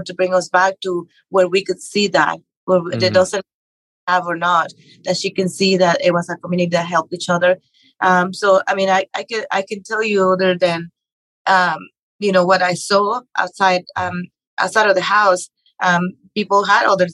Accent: Mexico; English is a second language; moved away as an adult; now in United States; I grew up in Mexico. I was born and raised there.

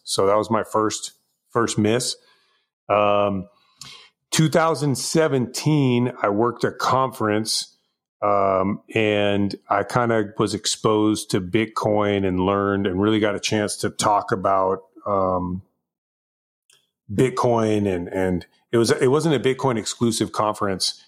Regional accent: Bay Area, California, United States; now in Los Angeles, United States; I was born and raised in the Bay Area. Um, I live in Los Angeles area now

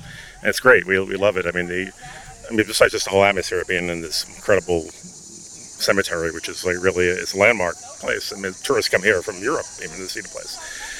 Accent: New York City, New York, United States; I'm from Queens, New York.

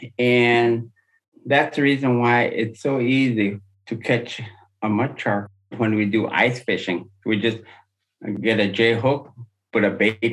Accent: Upper Kobuk, Alaska, United States; I was born and raised on the Upper Kobuk.

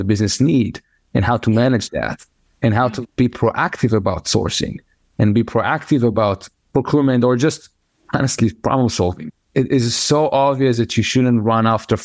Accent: Israel; moved away; I'm originally from Israel

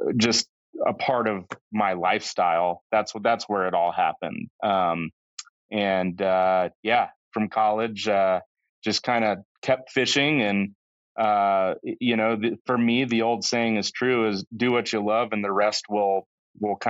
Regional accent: Central Florida, United States; I grew up in Central Florida

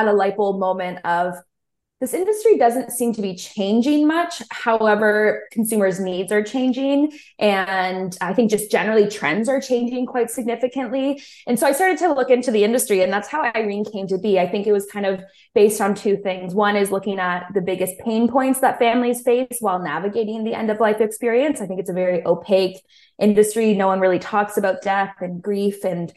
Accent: Aurora, Ontario, Canada; also born or lived in Guelph, Ontario; I grew up in Aurora, Ontario.

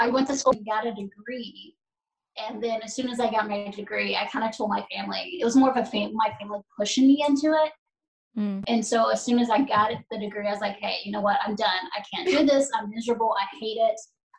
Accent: Nashville area, Tennessee, United States; For me, I was born and raised in Nashville I was born in a small town outside of Nashville, a little bit more conservative town. But then I moved to Nashville

